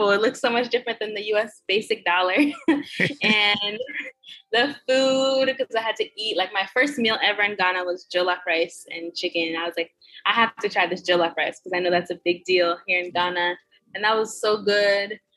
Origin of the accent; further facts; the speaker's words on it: Florida, United States; That's where I'm from. I'm from Florida, so I was flying out of the Fort Lauderdale airport